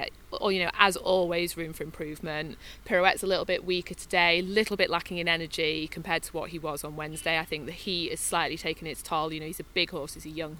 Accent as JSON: {"language": "English", "country": "United Kingdom", "said": "we're British"}